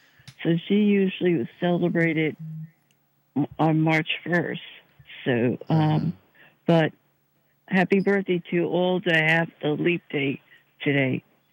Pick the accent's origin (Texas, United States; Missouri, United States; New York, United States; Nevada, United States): New York, United States; New York City; now in Lake Charles, United States; I grew up in New York City.